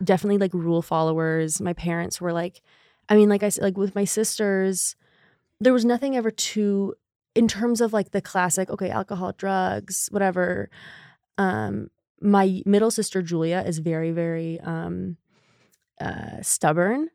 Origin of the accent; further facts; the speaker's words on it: Connecticut, United States; moved away as an adult; also born or lived in Chicago; now in New York, United States; I am from Connecticut